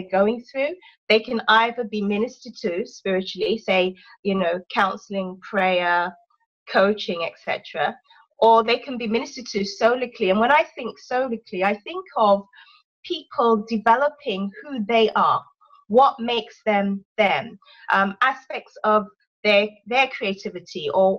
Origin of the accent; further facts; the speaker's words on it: London, United Kingdom; accent: English; moved away as an adult; My parents are Nigerian. But I was born in London and brought up most of my life in London.